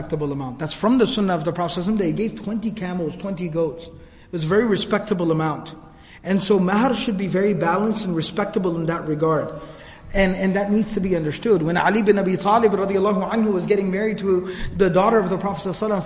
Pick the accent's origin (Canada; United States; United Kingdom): United States; Dallas, Texas; I was born and raised here in Dallas